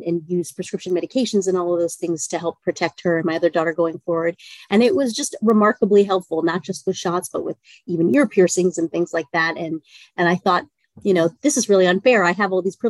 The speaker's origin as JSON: {"language": "English", "region": "Maryland", "country": "United States", "tie": "born or raised there", "also_born_or_lived": "New York", "moved": "as an adult", "said": "I grew up on the East Coast in Maryland outside of DC"}